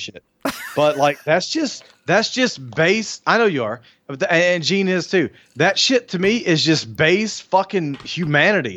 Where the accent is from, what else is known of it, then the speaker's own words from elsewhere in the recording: Alabama, United States; I grew up in Alabama in the country.